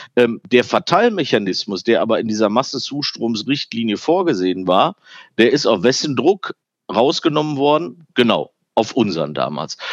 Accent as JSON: {"language": "German", "country": "Germany", "also_born_or_lived": "Ruhr area", "said": "wir waren eigentlich als Deutsche"}